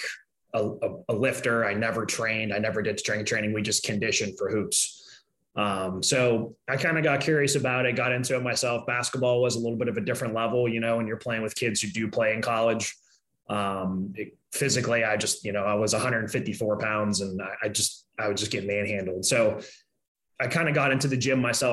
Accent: Pittsburgh, Pennsylvania, United States; moved away as an adult; also born or lived in Chicago; I grew up in Pittsburgh my whole life. 9, 10 years old, I moved here.

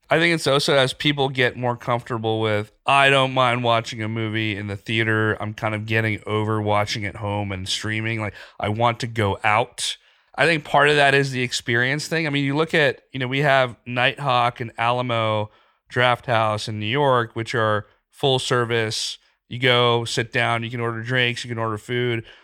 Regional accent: Pakistan; moved away; I grew up in Pakistan.

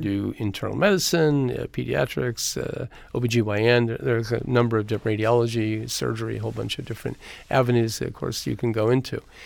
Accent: Eureka, California, United States; now in Los Angeles, United States; I grew up in a little town called Eureka, California

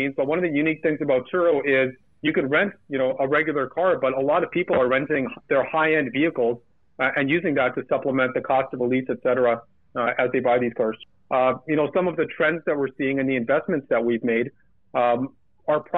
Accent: Burnaby, British Columbia, Canada; when I grew up in Burnaby, BC.

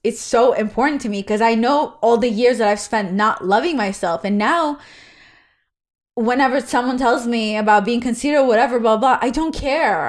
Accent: Israel; English is a second language; moved away; I'm Israeli

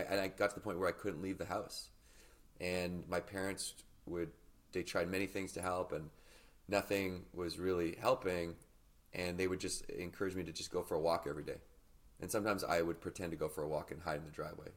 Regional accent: Victoria, British Columbia, Canada; I grew up in Victoria, British Columbia

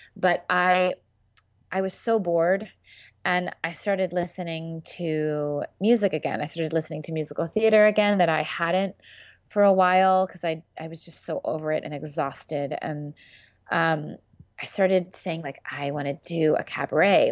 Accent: Philadelphia, Pennsylvania, United States; I do a lot of theater in Philadelphia 'cause I'm from Philadelphia

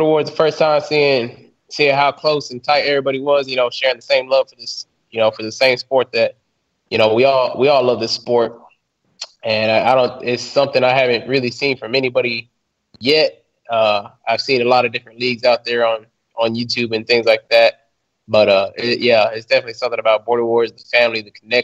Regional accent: Texas, United States; we're both from Texas

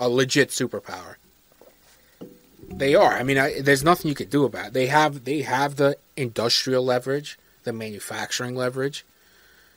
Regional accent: United States; an American

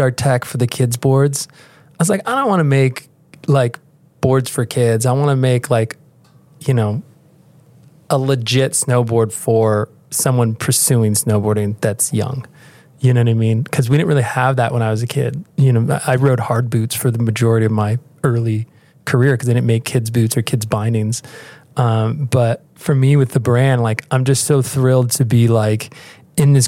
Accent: United States; I grew up at the beach

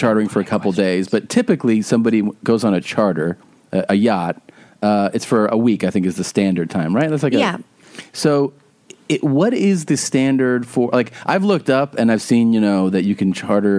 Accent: Florida, United States; I'm from Florida

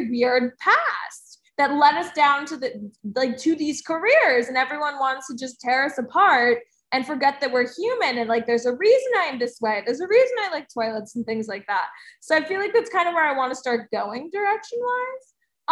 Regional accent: New Jersey, United States; I'm from New Jersey

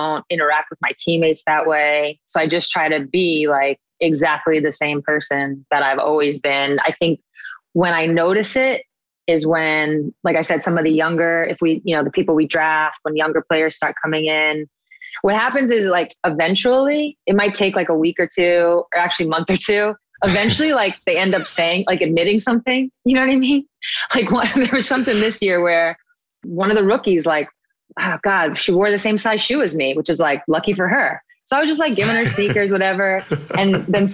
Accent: New York, United States; now in Seattle, United States; my hometown bagel store

